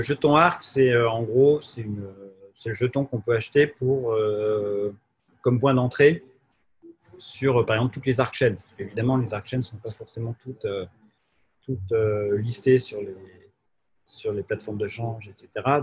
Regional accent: Jura, Bourgogne-Franche-Comté, France; also born or lived in Paris; on a fait une coopérative en France, chez moi, dans le Jura.

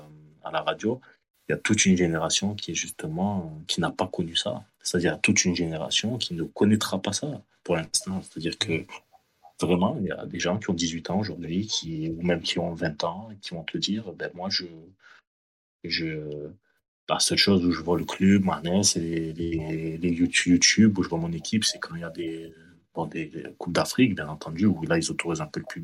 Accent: France; je vis à l'étranger, donc je vis en France et tout. Et je, voilà, je suis né en France et tout.

